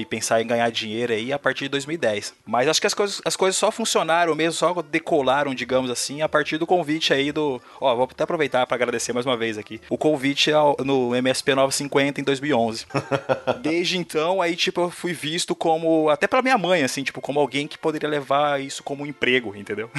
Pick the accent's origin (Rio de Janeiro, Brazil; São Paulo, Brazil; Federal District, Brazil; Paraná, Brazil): Paraná, Brazil; Porecatu; now in Apucarana, Brazil; Eu hoje eu moro em Apucarana, né? Mas eu sou de uma cidadezinha minúscula, menor que Apucarana, eles chamaram Porecatu